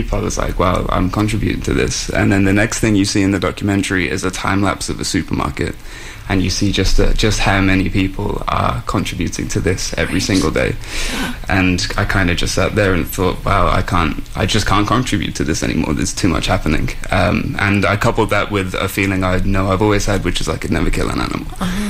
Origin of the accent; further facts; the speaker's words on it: Shrewsbury, West Midlands, United Kingdom; moved away as an adult; now in Vancouver, Canada; I'm from a very small town in England called Shrewsbury